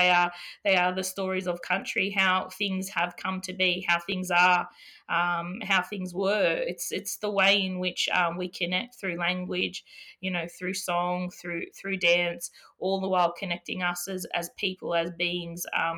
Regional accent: New South Wales, Australia; Yeah, my family, mid-north coast, Matthew, also known as God's country.

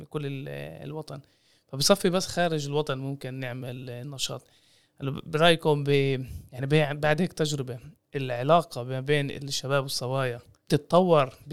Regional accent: Palestine; كيف آه، يعني احنا كفلسطينيين ممكن ان آه، نقوم بنشاطات مشتركة مع شباب وصبايا فلسطينيين من الشتات

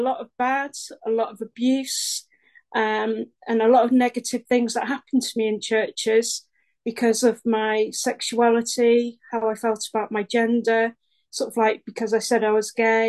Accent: Stockport, North West England, United Kingdom; I'm from Stockport, which is South Manchester in England.

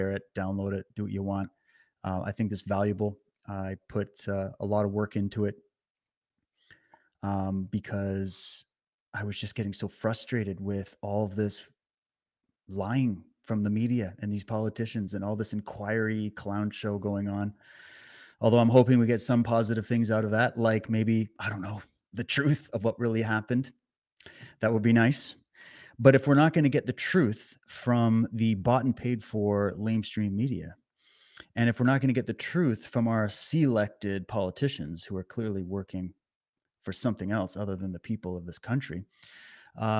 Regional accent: Canada; also born or lived in British Columbia; live out in British Columbia, beautiful British Columbia. Born and raised in Canada.

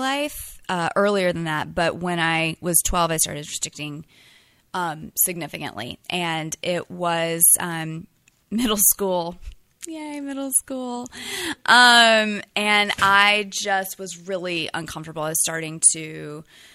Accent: North Carolina, United States; moved away as an adult; now in San Francisco, United States; I'm originally from North Carolina

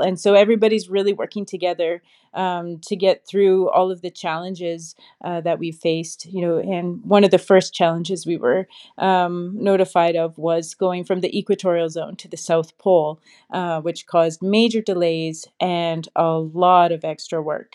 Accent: Saskatchewan, Canada; I grew up in Saskatchewan, Canada

